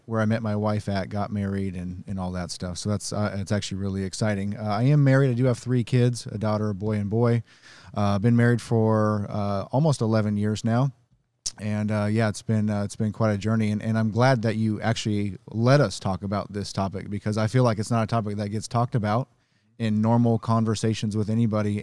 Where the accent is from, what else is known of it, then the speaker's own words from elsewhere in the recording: Nebraska, United States; I grew up in Nebraska